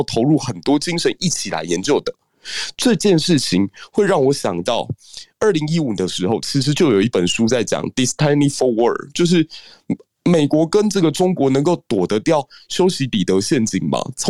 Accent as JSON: {"language": "Chinese", "country": "Taiwan", "said": "因为对我们台湾人来讲，过去。这几十年，我们是独立在站在这个地方，然后在第一岛链上可以说是最无力感的。"}